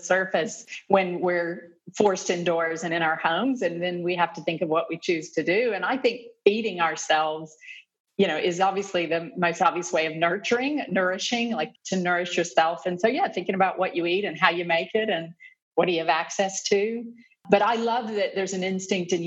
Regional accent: Atlanta, Georgia, United States; moved away as an adult; also born or lived in Kentucky / Lexington, Kentucky; now in Melbourne, Australia; I'm originally from the United States. I grew up in the Southeast from Atlanta, Georgia.

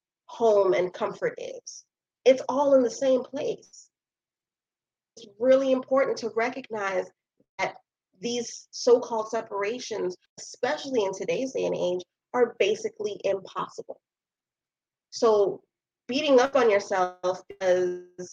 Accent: New York City, New York, United States; I'm still from Brooklyn

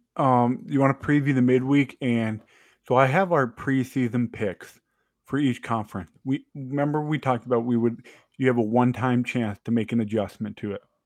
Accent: Georgia, United States; I grew up in Georgia

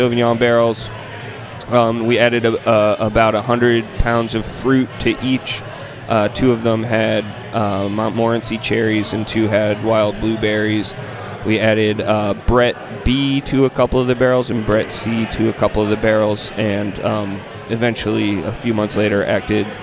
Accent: Chicago, Illinois, United States; When I was in second grade, growing up in Hyde Park

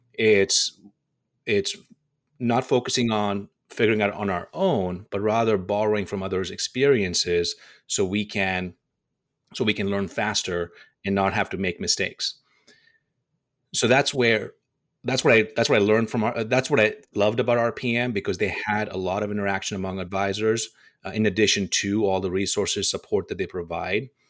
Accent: Dubai, United Arab Emirates; moved away as an adult; also born or lived in India; now in Las Vegas, United States; I was born in India, and I was raised in Dubai

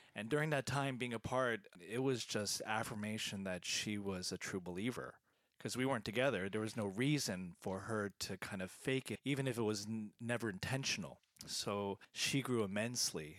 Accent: Philadelphia, Pennsylvania, United States; moved away as an adult; Born and raised in the Philadelphia area

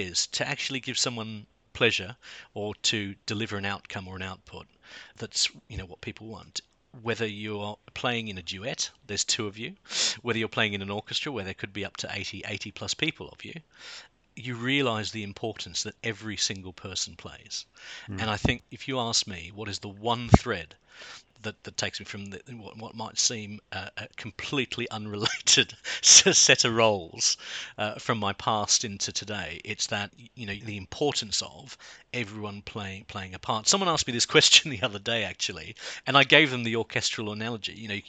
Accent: Sydney, New South Wales, Australia; moved away as an adult; also born or lived in South London, United Kingdom; now in London, United Kingdom; I come from Sydney

